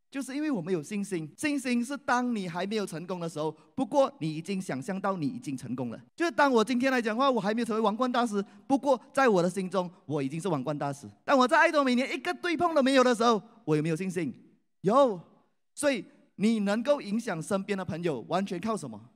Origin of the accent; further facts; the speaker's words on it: Malaysia; 我来自马来西亚